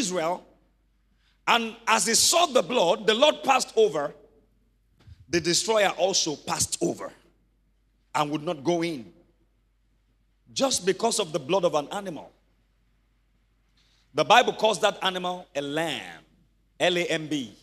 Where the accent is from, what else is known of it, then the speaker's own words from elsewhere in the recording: Ibadan, Oyo, Nigeria; I grew up in Mokola where we had about 10 families in one house.